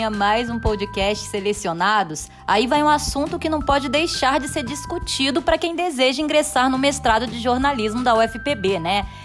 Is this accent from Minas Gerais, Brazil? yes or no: yes; Minas Gerais, Brazil; now in João Pessoa, Brazil; eu sou de Minas e moro aqui em João Pessoa há cerca de cinco anos.